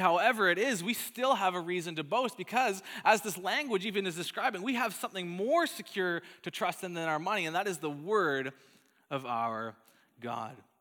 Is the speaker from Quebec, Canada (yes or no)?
no; Calgary, Alberta, Canada; moved away; my hometown of Calgary in, in Alberta